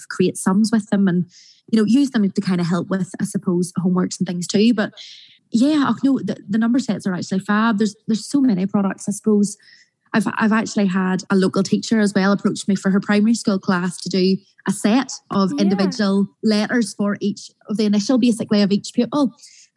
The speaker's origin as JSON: {"language": "English", "area": "North Coast", "region": "Northern Ireland", "country": "United Kingdom", "said": "I'm obviously from the North Coast area"}